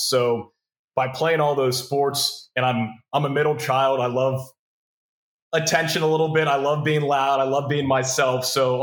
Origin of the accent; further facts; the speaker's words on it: Pittsburgh, Pennsylvania, United States; moved away as an adult; now in Austin, United States; where I grew up in Pittsburgh